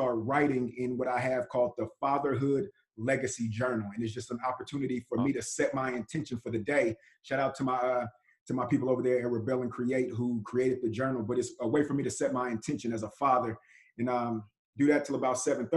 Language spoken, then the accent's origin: English; Richmond, California, United States; I'm from Richmond, California. My mother was 17, father was 18 when they had me